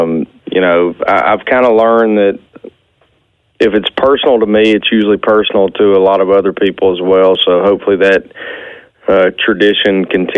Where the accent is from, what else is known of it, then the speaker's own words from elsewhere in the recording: Arkansas, United States; also born or lived in Nashville, Tennessee; my wife and I moved from Nashville back to Arkansas